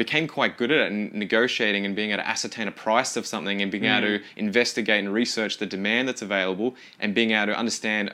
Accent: Kilmore, Victoria, Australia; also born or lived in Seymour; I grew up in Kilmore, went to an international school, did the IB program

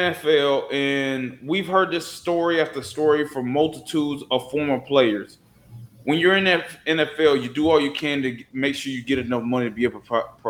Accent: Georgia, United States; we are two Southern dudes. I'm from Georgia, you're from Florida

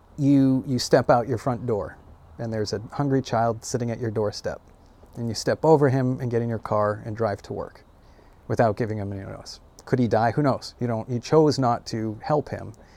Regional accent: United States; I'm an American

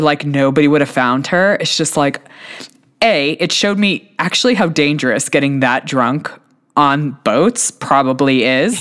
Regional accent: United States; I'm an American

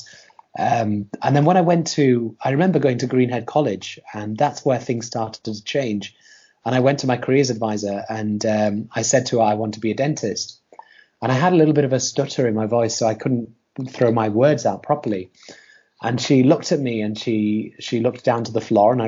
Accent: Huddersfield, Yorkshire and the Humber, United Kingdom; I live in Huddersfield still, and that's where I was born. So I was born in Huddersfield, and I was going to I lived in a simple village

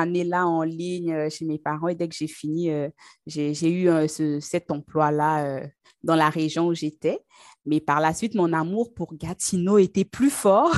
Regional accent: Brazzaville, Republic of the Congo; also born or lived in Pointe-Noire, Congo; now in Canada; je suis née au Congo, Congo-Brazzaville, donc c'est en Afrique centrale. Et au Congo-Brazzaville, en fait, il y a une ville qui s'appelle Pointe-Noire, donc c'est là-bas que, je suis née. Et ensuite, j'ai grandi à Brazzaville

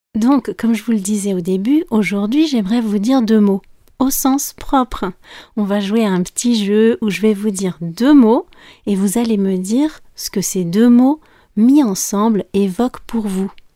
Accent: France; je suis française

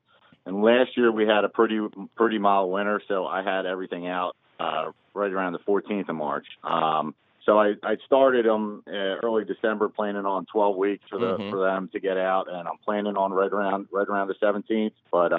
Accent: Glenside, Pennsylvania, United States; now in Dallas, United States; originally I am from Glenside, Pennsylvania, right outside of Philadelphia, but I am currently residing in Dallas, Texas.

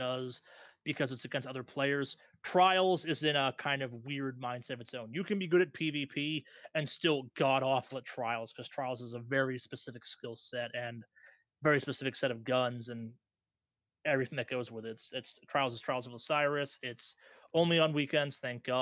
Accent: Boston, Massachusetts, United States; my hometown

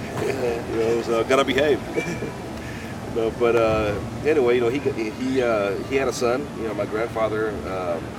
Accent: United States; also born or lived in Nicaragua; I grew up in the United States in the 80s

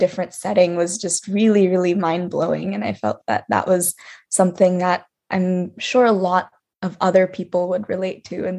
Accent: United States; I was born and raised in the United States, but my family immigrated here from India, specifically from Andhra Pradesh in the south of India.

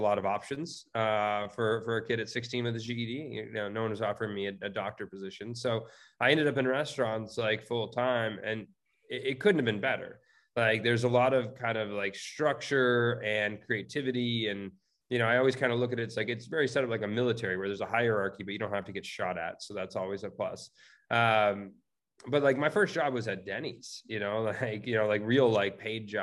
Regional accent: California, United States; I'm born and raised in California, still live out here

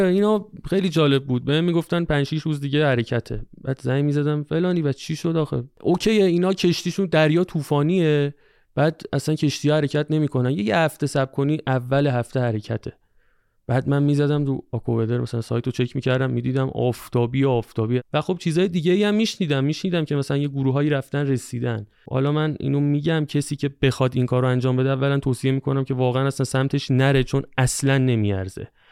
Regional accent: Tehran, Tehran Province, Iran; من تهران اصالتا ترکم حالا تهران زندگی

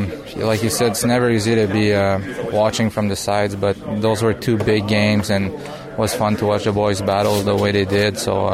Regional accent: Bromont, Quebec, Canada; I'm a forward from Bromont, Quebec, Canada.

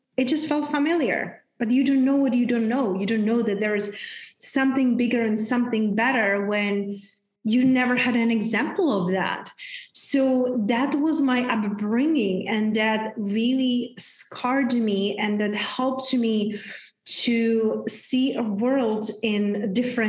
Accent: Czechia; now in Tulum, Mexico; I grew up in very, very small town back in Czech Republic. Hence, that's my name. That's my accent

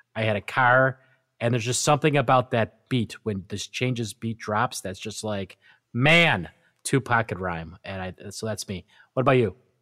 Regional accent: Western New York, United States; growing up in Western New York as a diehard Buffalo Bills fan

